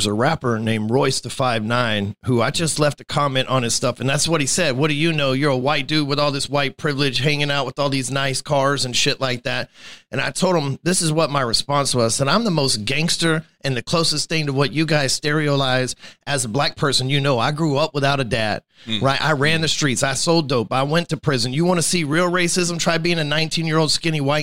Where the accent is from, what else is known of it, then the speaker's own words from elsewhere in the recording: Texas, United States; I've been here for 41 years